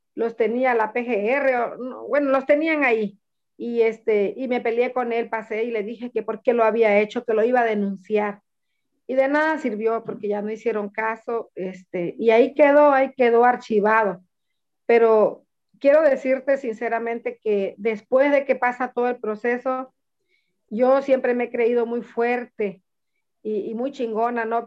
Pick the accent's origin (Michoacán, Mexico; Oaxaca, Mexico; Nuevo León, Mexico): Oaxaca, Mexico; Reforma de Pineda; soy de Reforma de Pineda